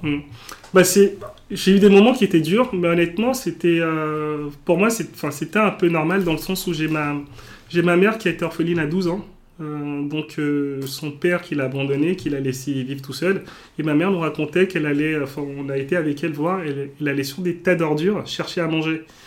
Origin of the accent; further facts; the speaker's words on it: Cotonou, Littoral, Benin; also born or lived in Auxerre, France; now in Paris, France; je suis né au Bénin. Donc, le Bénin, pour ceux qui qui connaissent pas, c'est un petit pays en Afrique de l'Ouest